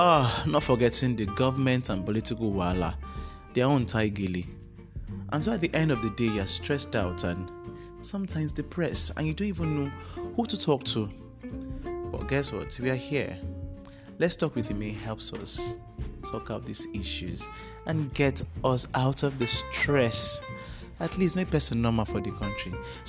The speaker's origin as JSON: {"language": "English", "country": "Nigeria", "said": "Being a Nigerian is a whole lot of stress."}